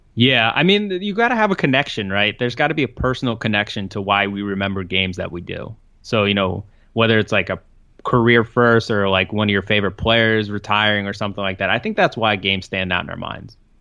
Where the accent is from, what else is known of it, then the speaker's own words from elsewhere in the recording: New York City, New York, United States; I grew up in Brooklyn